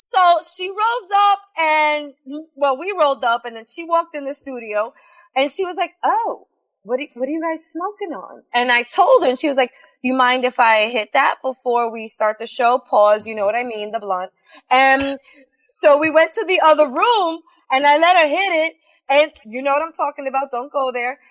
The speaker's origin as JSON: {"language": "English", "town": "New York City", "region": "New York", "country": "United States", "tie": "born or raised there", "said": "I'm from South Brooklyn. I'm from Sheepshead Bay."}